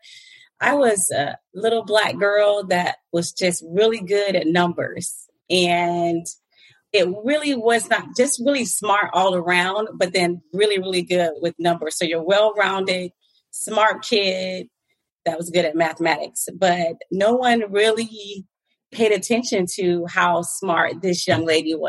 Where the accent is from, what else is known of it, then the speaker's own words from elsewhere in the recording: Fort Lauderdale, Florida, United States; moved away as an adult; now in Atlanta, United States; I was born and raised in the Fort Lauderdale Beach, Broward County area